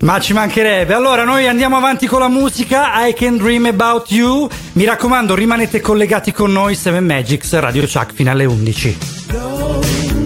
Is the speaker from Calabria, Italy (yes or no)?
yes; Calabria, Italy; noi calabresi che siamo arancioni